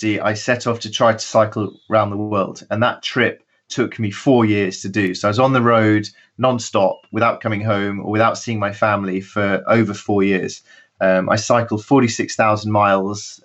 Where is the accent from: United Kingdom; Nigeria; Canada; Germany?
United Kingdom; I was running away from Britain because it was so boring